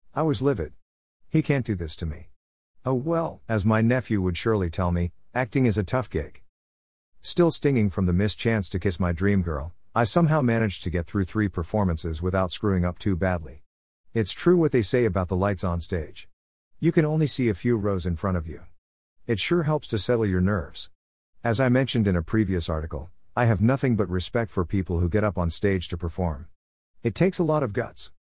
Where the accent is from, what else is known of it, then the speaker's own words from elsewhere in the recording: Detroit, Michigan, United States; also born or lived in St. Clair Shores, Michigan; When we moved from Detroit to suburban Saint Clair shores, I tried my luck in Lakeview High's production